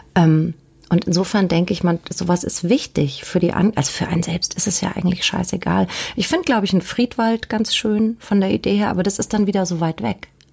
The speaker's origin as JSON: {"language": "German", "town": "Hanau", "region": "Hesse", "country": "Germany", "tie": "born or raised there", "moved": "as an adult", "lives_now": "Hamburg, Germany", "said": "nach Süddeutschland gegangen. Da bin ich dann geboren worden und ähm, aufgewachsen"}